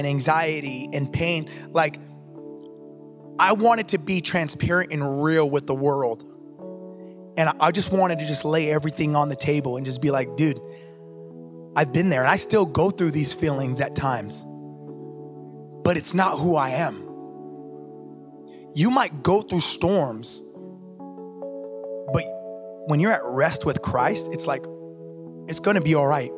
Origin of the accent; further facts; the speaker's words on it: Los Angeles, California, United States; I grew up in East